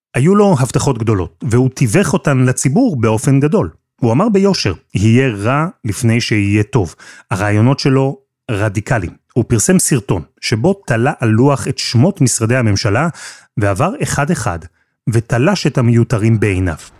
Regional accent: Israel

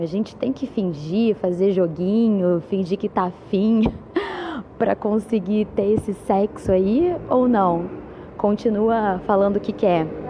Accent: Rio de Janeiro, Brazil; sou do Rio de Janeiro

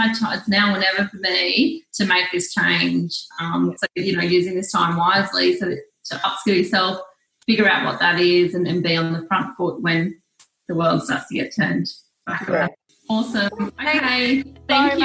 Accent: New South Wales, Australia; I'm from New South Wales

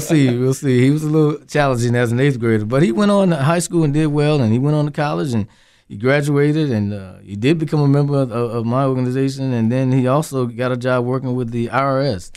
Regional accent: Henderson, North Carolina, United States; my hometown, I taught in Henderson, North Carolina

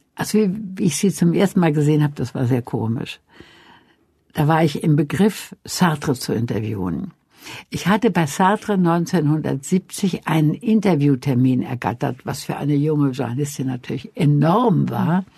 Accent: Wuppertal, North Rhine-Westphalia, Germany; also born or lived in a village in Franconia; ich bin in Wuppertal geboren und war dann sechs Jahre evakuiert auf einem, in einem fränkischen Dorf und dann kam ich zurück nach Wuppertal

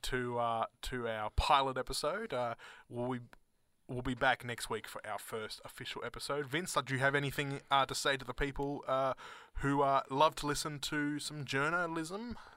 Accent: Australia; accent: Australian, private school; my Australian accent

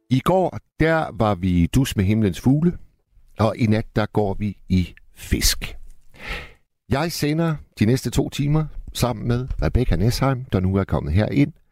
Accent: Hirtshals, North Denmark Region, Denmark; Jeg er fra Hirtshals.

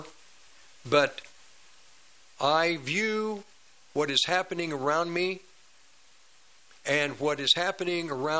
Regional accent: United States; I was born in America, not India, not Russia.

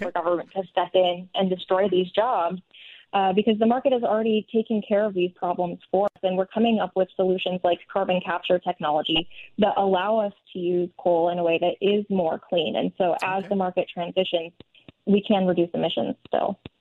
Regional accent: northern Minnesota, United States; I personally grew up in northern Minnesota, and I think growing up in Minnesota

